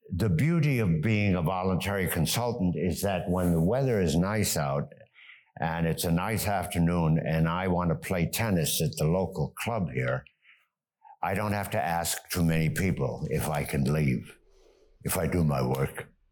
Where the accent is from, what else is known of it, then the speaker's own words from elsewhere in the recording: United States; moved away as an adult; also born or lived in Germany / New York; now in Geneva, Switzerland; We came to the United States. My education was totally in the United States